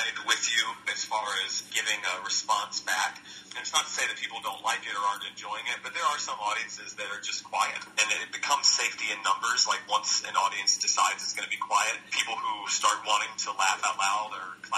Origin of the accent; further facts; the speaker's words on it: Roanoke, Virginia, United States; moved away as an adult; also born or lived in North Carolina; now in New York, United States; my hometown, which is in Roanoke, Virginia